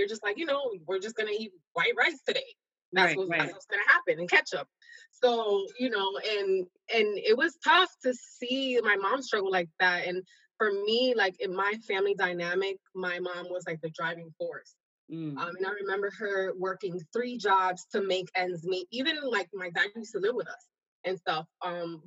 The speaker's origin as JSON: {"language": "English", "town": "New York City", "region": "New York", "country": "United States", "tie": "born or raised there", "said": "I'm originally from New York"}